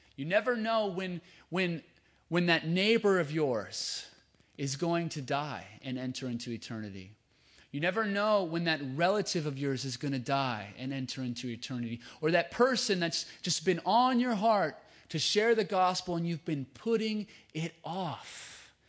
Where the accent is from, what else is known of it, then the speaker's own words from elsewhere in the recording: Lewiston, Idaho, United States; now in California, United States; That's where I'm from. I'm from Lewiston, Idaho.